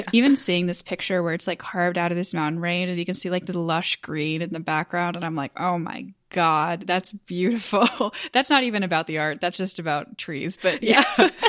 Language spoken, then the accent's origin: English; United States; I'm American